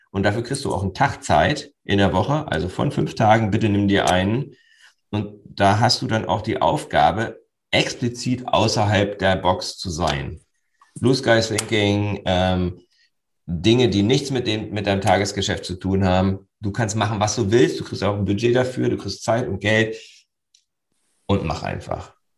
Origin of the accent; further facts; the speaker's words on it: Northern Germany, Germany; Für uns Norddeutsche